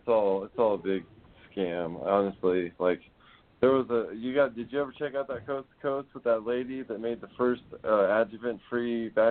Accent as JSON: {"language": "English", "country": "Netherlands", "said": "I'm from Holland. It's not weird."}